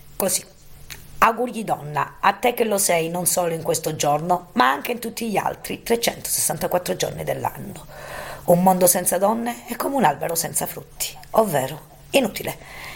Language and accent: Italian; Roccella Ionica, Calabria, Italy; a Roccella Ionica, il mio paese